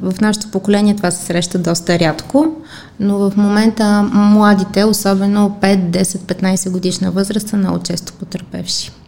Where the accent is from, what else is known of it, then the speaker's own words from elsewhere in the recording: Bulgaria; аз като всички българи